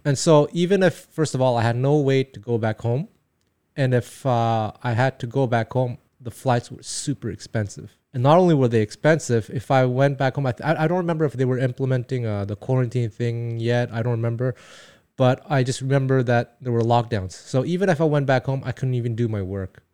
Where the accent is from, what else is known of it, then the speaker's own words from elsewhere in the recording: Montreal, Quebec, Canada; first language Taiwanese; English is a second language; moved away as an adult; now in Japan; I was born and raised in Montreal, Quebec